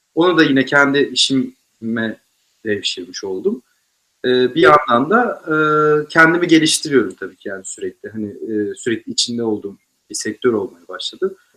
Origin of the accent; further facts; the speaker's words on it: Bursa, Turkey; Ben bir de Bursa'da büyüdüm mesela, liseyi falan.